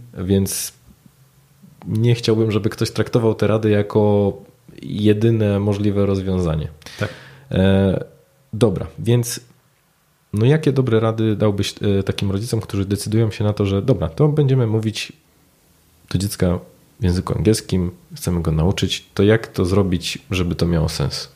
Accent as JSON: {"language": "Polish", "country": "Poland", "accent": "Polish", "said": "z moim mhm. polskim akcentem w języku angielskim"}